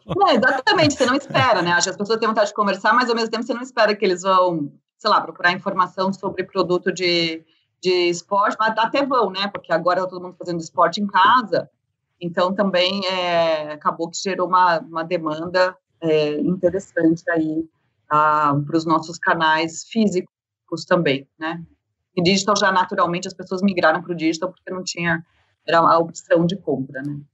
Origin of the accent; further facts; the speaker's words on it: Blumenau, Santa Catarina, Brazil; now in São Paulo, Brazil; eu sou do Sul, né? Eu sou de Blumenau, então vim para São Paulo aí um pouco mais nova